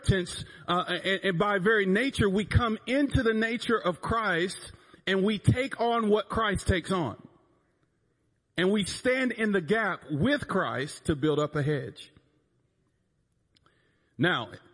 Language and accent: English; North Carolina, United States; I'm from North Carolina. I was born that way. I was born over there where people sound like this.